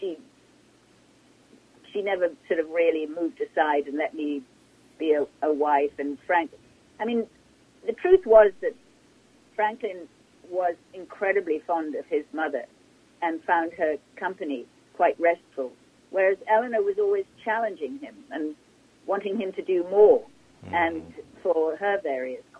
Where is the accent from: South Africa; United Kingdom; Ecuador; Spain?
United Kingdom; England; moved away as an adult; I come from England, and when I first arrived here